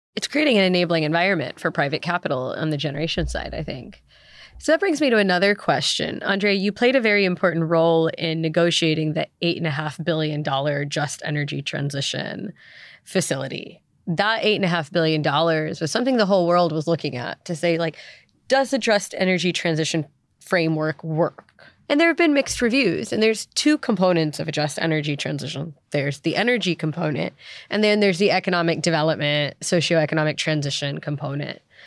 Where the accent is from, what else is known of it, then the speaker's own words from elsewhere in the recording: United States; moved away as an adult; also born or lived in South Africa; I'm American, but I spent seven years living in South Africa